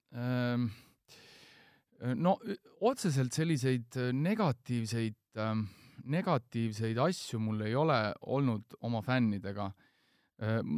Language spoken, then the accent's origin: Estonian; Estonia; ma ütlesin, et Eestist